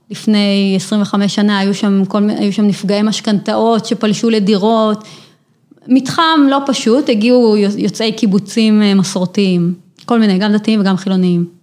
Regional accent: Ofra, West Bank, Palestine; כן, זהו, אני גדלתי בעופרה.

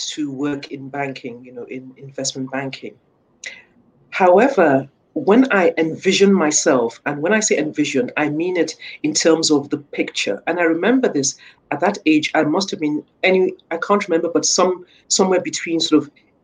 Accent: Nigeria; moved away as an adult; corporate banking back in my home country in Nigeria

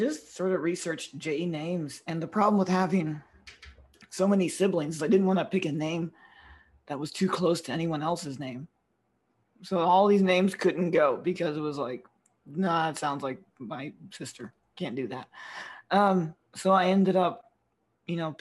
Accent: the South, United States; being half Filipino and growing up, especially in the South where I grew up

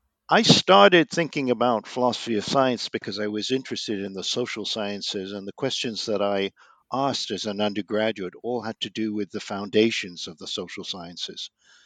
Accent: London, United Kingdom; I grew up in London, the child of Jewish refugees from Vienna who fled in 1938. I was born in 1948, and I summered in the Lake District in the 1950s

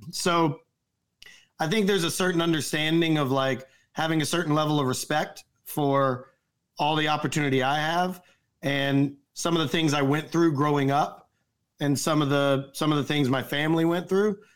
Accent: the South, United States; I grew up in the South, I ate a lot of fast food.

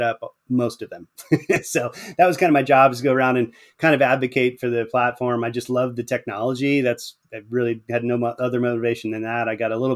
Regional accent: Pennsylvania, United States; now in Atlanta, United States; I live in Atlanta, Georgia now, but I grew up in Pennsylvania.

